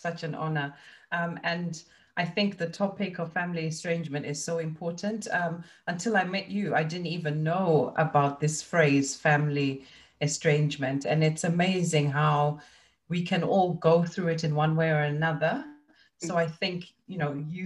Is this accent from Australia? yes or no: no; Zimbabwe; moved away; I grew up in Zimbabwe and it's a cash economy